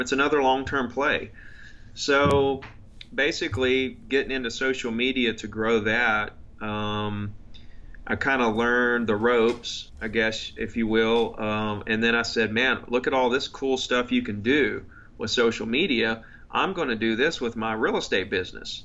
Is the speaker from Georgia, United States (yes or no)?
no; Gulf Shores, Alabama, United States; I grew up on the Gulf Coast um, in Gulf Shores, Alabama. Went to Gulf Shores Elementary